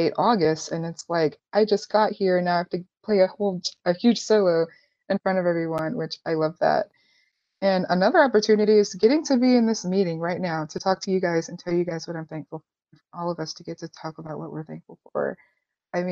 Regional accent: Chattanooga, Tennessee, United States; I was born and raised in Chattanooga

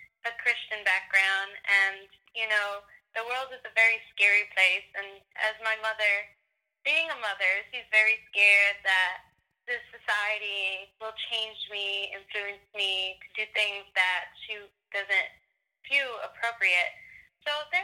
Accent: New York, United States; I'm from New York

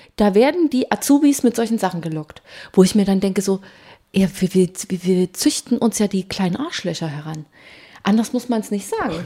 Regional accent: East Germany, Germany; ich komme auch aus dem Osten

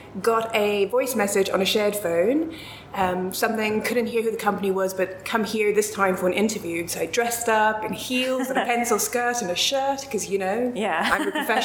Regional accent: South Africa; moved away as an adult; now in London, United Kingdom; I grew up in South Africa and we traveled quite a bit around Southern Africa when I was growing up. I grew up on a farm in the middle of nowhere

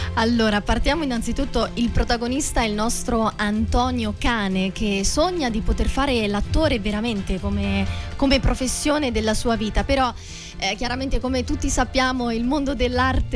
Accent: Perugia, Umbria, Italy; now in Rome, Italy; io in realtà vengo da, da Perugia

